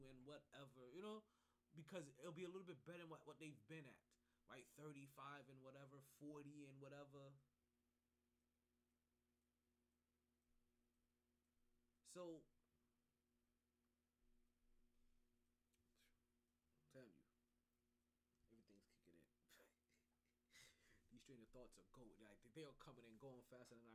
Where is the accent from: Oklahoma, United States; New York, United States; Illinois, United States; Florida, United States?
New York, United States; New York City; moved away; we get into my hometown, we see what's going on in New York.